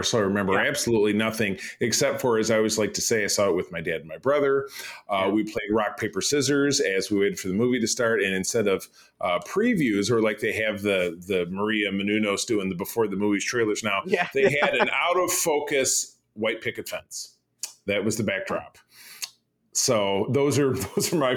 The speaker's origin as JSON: {"language": "English", "country": "Ireland", "said": "I'm an Irishman."}